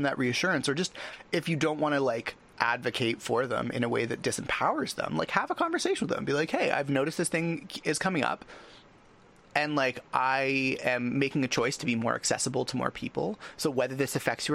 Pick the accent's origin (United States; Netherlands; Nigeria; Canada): Canada; I'm Canadian